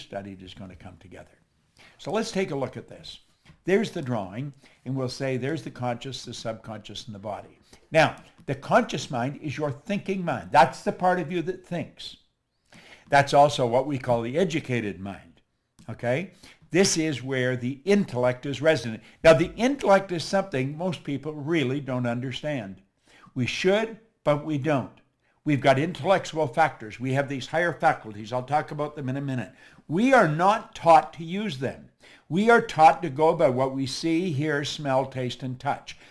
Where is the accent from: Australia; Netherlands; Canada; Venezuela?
Canada; Toronto, Ontario; moved away; also born or lived in Chicago; I'm actually from Toronto.